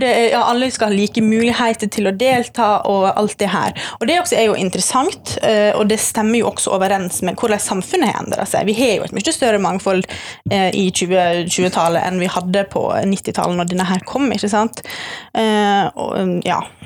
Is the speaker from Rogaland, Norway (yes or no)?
no; Sunnmøre, Møre og Romsdal, Norway; now in Bergen, Norway; jeg er sunnmøring, eh, men jeg har bodd i Bergen siden 2014 ca.